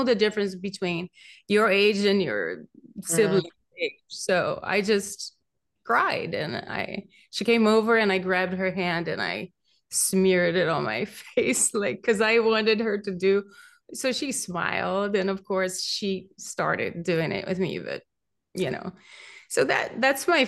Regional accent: Brazil; accent: Brazilian; also born or lived in Beverly Hills / Pacific Palisades; now in Malibu, United States; I grew up in Brazil, and I had relatives who were mediums

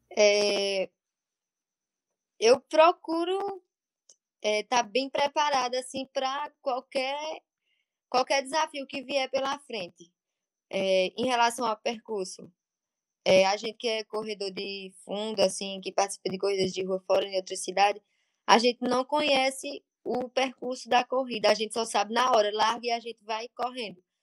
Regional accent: Monteiro, Paraíba, Brazil; now in Pernambuco, Brazil; Atualmente moro em Pernambuco, mas nasci em Monteiro, na Paraíba.

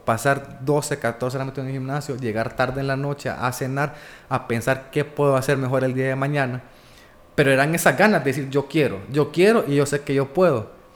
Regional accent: Honduras; nací en Honduras

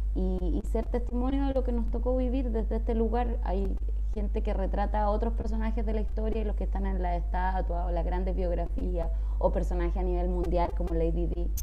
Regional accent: Chile; como chilena y también como mapuche

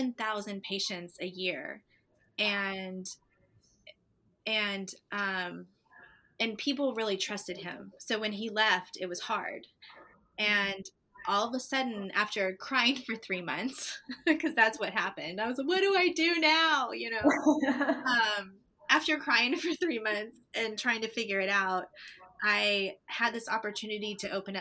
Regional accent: Destin, Florida, United States; moved away as an adult; also born or lived in Atlanta, Georgia; I'm from Destin, Florida

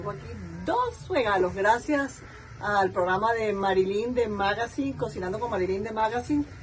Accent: Venezuela; soy de Venezuela, uno de los ganadores del programa

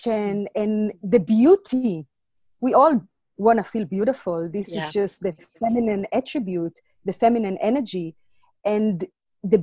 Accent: Israel; also born or lived in Latvia; now in South Africa; I was born in Latvia and grew up in Israel

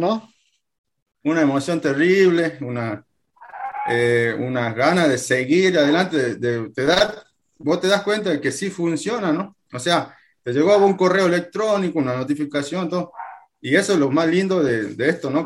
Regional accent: Jujuy, Argentina; soy de Argentina, tengo 34 años, eh, actualmente tengo mi, trabajo tradicional, soy policía, policía de la provincia de Jujuy, en Argentina

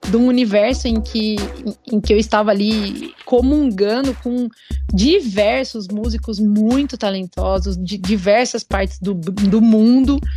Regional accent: Brazil; eu fui a única brasileira a ser escolhida para cantar na Hungria

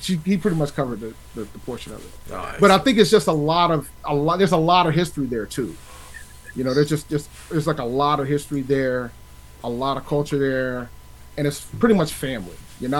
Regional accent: Columbia, South Carolina, United States; I'm from Columbia, South Carolina.

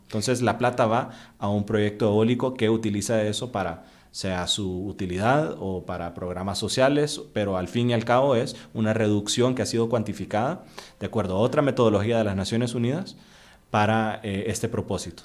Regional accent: Honduras; also born or lived in Costa Rica; yo soy hondureño, pero pues trabajo bastante aquí en Costa Rica

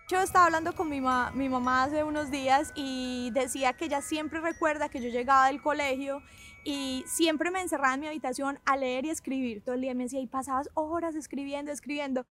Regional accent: Medellín, Antioquia, Colombia; moved away; also born or lived in Miami; nací en Miami, pero crecí en Colombia. Mi familia es colombiana de Medellín, Colombia. Crecí ahí en los 90

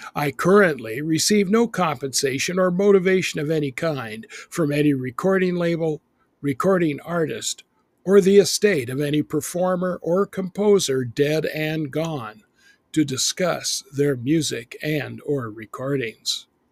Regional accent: Boise, Idaho, United States; moved away; also born or lived in Texas; when I was growing up in Boise, Idaho

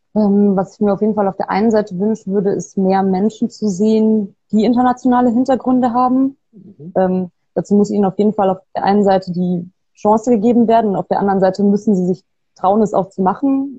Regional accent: Bavaria, Germany; moved away; also born or lived in Trier; ich komme aus Bayern. Ich bin ähm, nicht in Bayern geboren, ich bin da aufgewachsen

